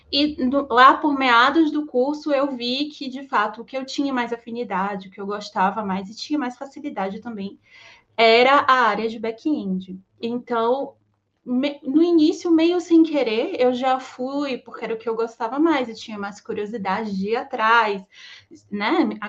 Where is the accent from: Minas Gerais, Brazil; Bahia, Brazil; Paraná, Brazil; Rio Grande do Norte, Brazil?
Bahia, Brazil; Salvador; eu também sou baiana de Salvador, eu tenho 36 anos